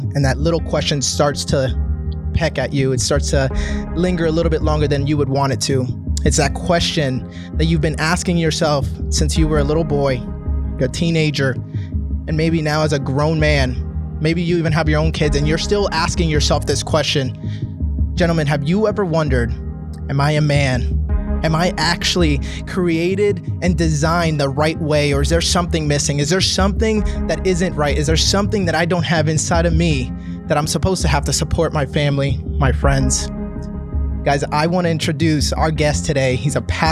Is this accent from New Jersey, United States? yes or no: yes; New Jersey, United States; I'm from New Jersey